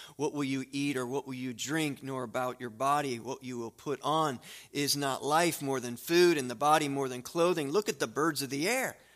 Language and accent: English; United States; I am an American